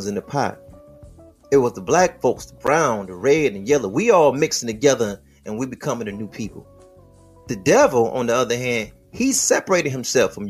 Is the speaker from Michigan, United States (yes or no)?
yes; Detroit, Michigan, United States; I'm from a plantation called Detroit. And you know what we wrestle over? What side of the plantation we from? I'm from the west side of the plantation of Detroit